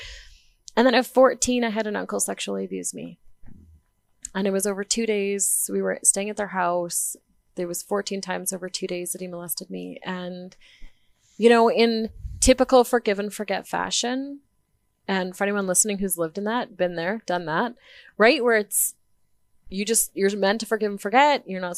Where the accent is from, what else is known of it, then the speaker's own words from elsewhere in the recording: Vanderhoof, British Columbia, Canada; I was born in Vanderhoof, BC.